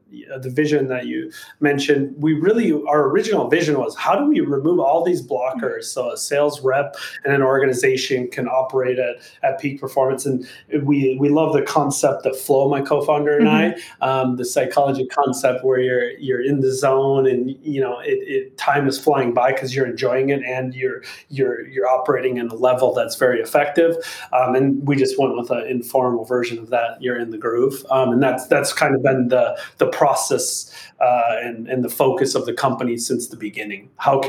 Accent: Minnesota, United States; moved away as an adult; now in California, United States; I grew up in Minnesota in literally farmland. Like my town had 300 people.

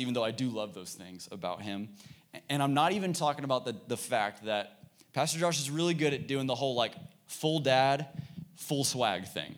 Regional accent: Dallas, Texas, United States; I grew up in Dallas

